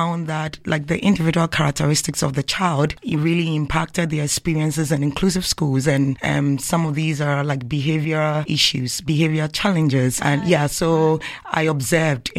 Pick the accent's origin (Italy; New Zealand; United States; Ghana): Ghana; moved away as an adult; now in Canada; I'm coming from Canada and I'm also Ghanaian. I'm part of them